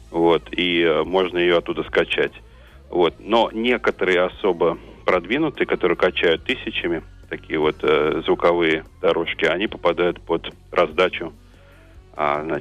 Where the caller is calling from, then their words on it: United States; Да, сейчас, да, именно сейчас я звоню из Штатов.